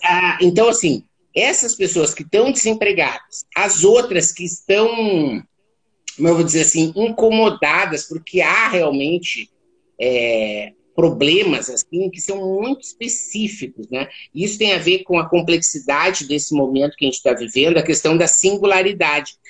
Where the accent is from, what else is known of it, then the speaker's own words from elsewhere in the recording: Santa Maria, Rio Grande do Sul, Brazil; Eu sou natural de Santa Maria, no Rio Grande do Sul.